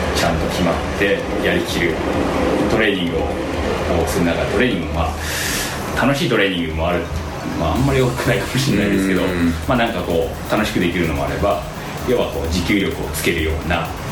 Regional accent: Wakayama, Japan; moved away as an adult; also born or lived in Osaka; 和歌山県の和歌山市ですね和歌山県

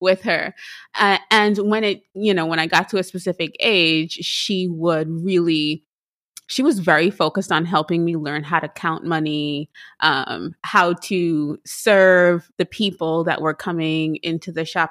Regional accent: Trinidad & Tobago; moved away; I am from Trinidad and Tobago.

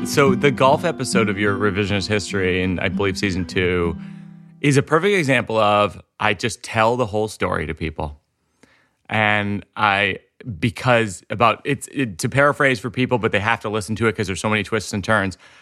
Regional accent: Shrewsbury, Massachusetts, United States; I'm from Shrewsbury

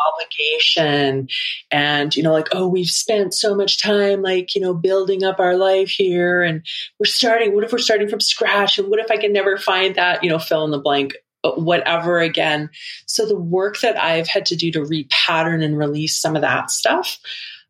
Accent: Vancouver Island, British Columbia, Canada; moved away as an adult; now in Alberta, Canada; I grew up on most of my life spent on Vancouver Island. I moved from Vancouver Island to Alberta.

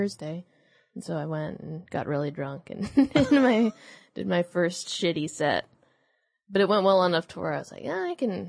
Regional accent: San Jose, California, United States; Yeah, I'm from San Jose, which is more like the South Bay.

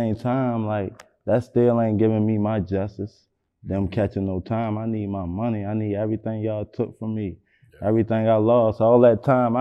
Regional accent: Baltimore, Maryland, United States; I'm from East Baltimore all day

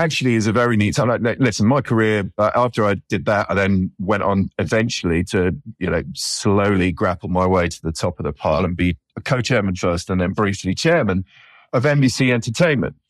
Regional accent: United Kingdom; moved away as an adult; as a Brit

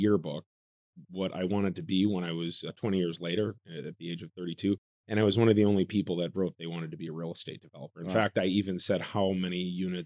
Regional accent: Wisconsin, United States; moved away; also born or lived in Chicago; I grew up in Wisconsin, like yourself, and we had a family farm in the Oconomowoc area

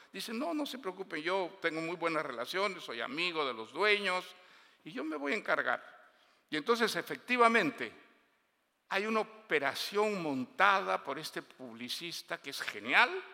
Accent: Bolivia; Yo pasé toda mi infancia en Bolivia

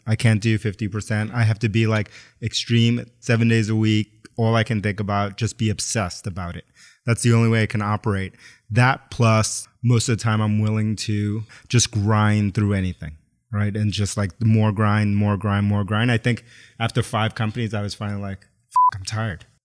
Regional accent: New York City, New York, United States; I grew up in New York City, but I grew up Puerto Rican, Ecuadorian, was born in the South Bronx. And then my mom moved us to Queens

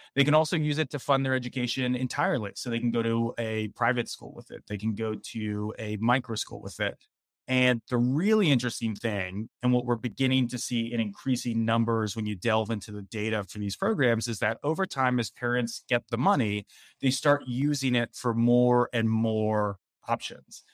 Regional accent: Philadelphia, Pennsylvania, United States; moved away as an adult; also born or lived in Washington, D.C. / California; in my hometown of Philadelphia

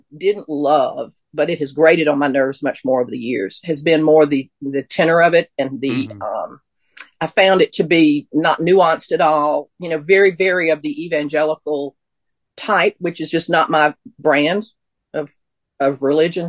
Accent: Mississippi, United States; moved away as an adult; also born or lived in Western North Carolina; I grew up in Mississippi. I went to college in Mississippi.

